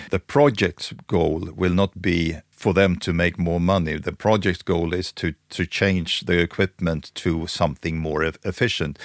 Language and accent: English; Stockholm, Stockholm County, Sweden; I'm born and raised in Stockholm